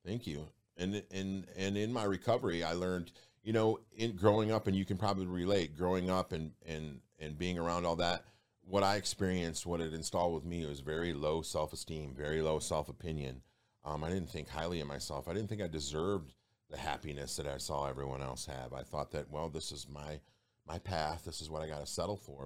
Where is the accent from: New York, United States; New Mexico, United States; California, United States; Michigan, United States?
Michigan, United States; Detroit; I'm from Detroit